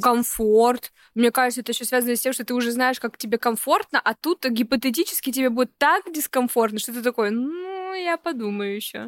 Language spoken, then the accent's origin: Russian; Vologda, Vologda Oblast, Russia; moved away as an adult; also born or lived in Saint Petersburg; в 18 лет из своего родного города Вологда